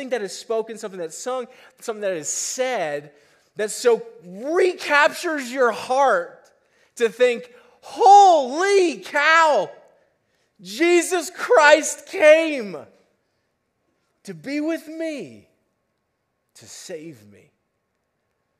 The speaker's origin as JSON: {"language": "English", "town": "Boulder", "region": "Colorado", "country": "United States", "tie": "born or raised there", "said": "I was born and raised in Boulder, went to CU, met my wife at CU"}